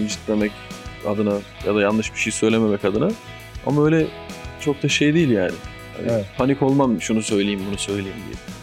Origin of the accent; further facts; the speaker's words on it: Ordu, Turkey; moved away; also born or lived in Boyabat, Sinop / Adana; Ama küçük aynen Ordu.